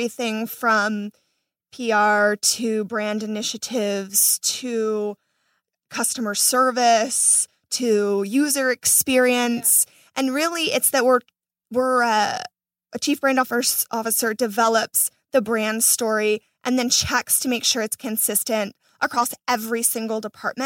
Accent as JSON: {"language": "English", "region": "Florida", "country": "United States", "moved": "as an adult", "lives_now": "Los Angeles, United States", "said": "I'm not from LA. I'm from Florida"}